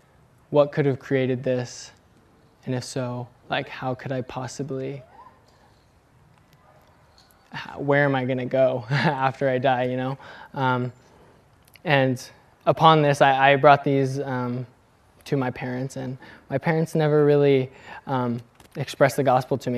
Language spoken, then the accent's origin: English; California, United States; also born or lived in Bend, Oregon / Dubuque, Iowa; we moved from Oregon into California, when I was around 3, we began attending a United Methodist church, and we stayed there till I was about 12